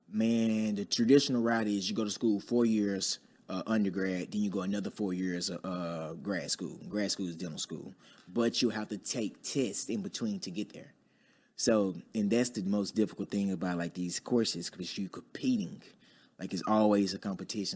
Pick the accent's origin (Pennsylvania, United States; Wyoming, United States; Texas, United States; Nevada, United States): Texas, United States; Dallas; I'm from Dallas, Texas, uh, born and raised in Oak Cliff